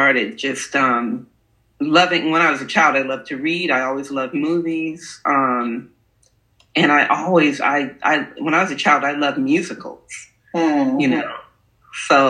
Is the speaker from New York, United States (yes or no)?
yes; New York, United States; I was born in New York. So she would send my brother and I to down south to be with our cousins for a whole summer